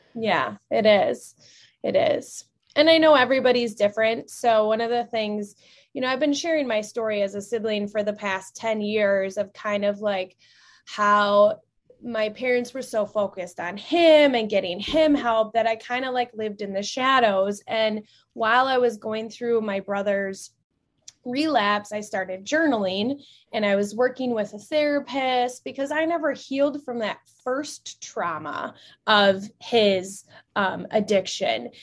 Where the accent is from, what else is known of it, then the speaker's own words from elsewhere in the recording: central Wisconsin, United States; I grew up in Wisconsin, um, central Wisconsin